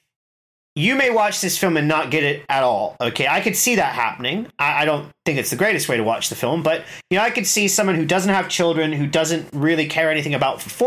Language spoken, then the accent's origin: English; United States; moved away; I'm American